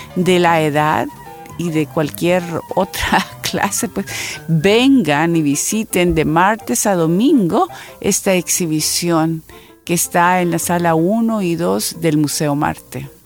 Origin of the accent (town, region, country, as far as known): El Salvador